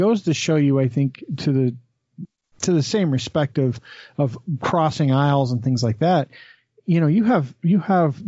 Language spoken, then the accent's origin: English; United States; as an American